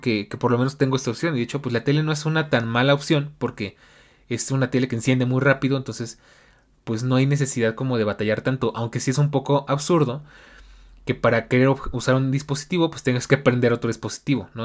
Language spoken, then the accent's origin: Spanish; Mexico; mi país